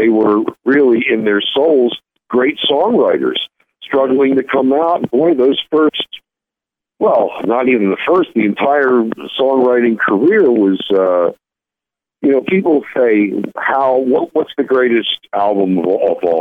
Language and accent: English; Baltimore, Maryland, United States; I grew up in Baltimore, which was a wonderful place to grow up in the 50s and the 60s.